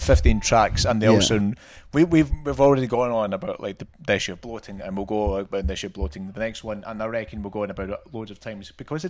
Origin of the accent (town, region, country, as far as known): Scotland, United Kingdom; moved away